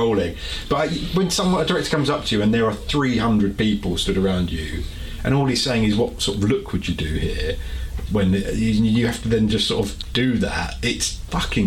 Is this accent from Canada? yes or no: no; United Kingdom; as a Brit that's never been to much of America